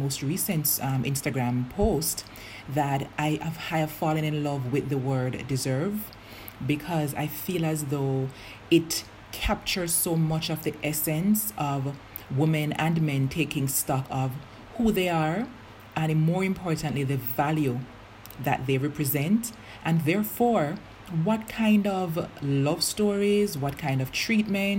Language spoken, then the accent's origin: English; Jamaica; I'm Jamaican